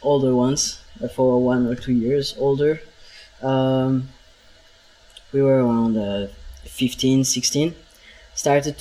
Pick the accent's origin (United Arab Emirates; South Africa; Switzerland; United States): Switzerland; Bern; moved away as an adult; also born or lived in Lausanne; I grew up in Bern